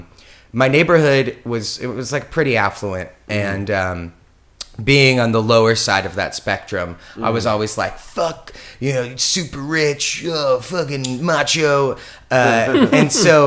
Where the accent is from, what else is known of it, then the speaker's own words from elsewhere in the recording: Conejo Valley, California, United States; now in Los Angeles, United States; I grew up in the Conejo Valley